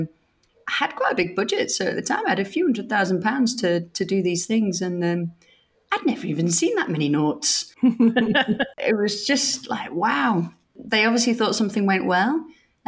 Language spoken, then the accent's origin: English; Sheffield, Yorkshire and the Humber, United Kingdom; I was brought up in Sheffield